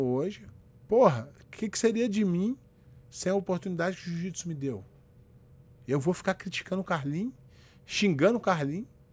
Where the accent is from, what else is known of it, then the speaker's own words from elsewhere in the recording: Rio de Janeiro, Brazil; moved away as an adult; now in United States; Eu nasci no Morro da Formiga, no, no, no Rio de Janeiro. É, quando meus pais se separaram, eu fui morar na casa do meu avô, no Alto da Boa Vista, que é uma outra comunidade.